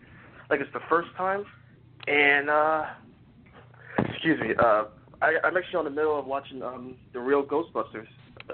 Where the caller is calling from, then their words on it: Philadelphia, Pennsylvania, United States; I'm calling from Philadelphia, Pennsylvania